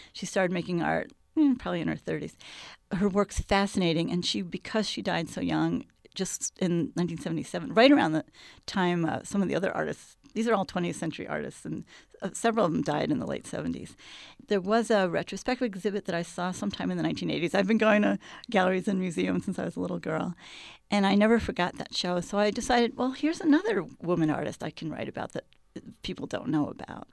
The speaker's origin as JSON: {"language": "English", "area": "Hudson Valley", "region": "New York", "country": "United States", "tie": "born or raised there", "also_born_or_lived": "Kansas City", "moved": "as an adult", "lives_now": "Chicago, United States", "said": "I grew up in the Hudson Valley in a small city which had no, very few outlets for art"}